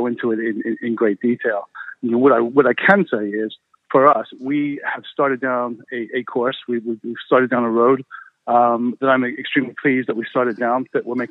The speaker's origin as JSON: {"language": "English", "country": "United States", "moved": "as an adult", "lives_now": "United Kingdom", "said": "being an American"}